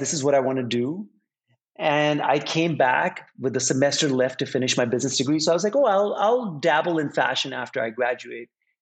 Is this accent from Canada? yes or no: no; Pakistan; now in New York, United States; I am originally from Pakistan